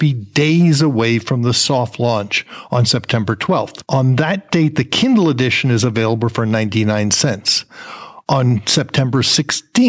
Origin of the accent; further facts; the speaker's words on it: New Jersey, United States; moved away; I'm from New Jersey originally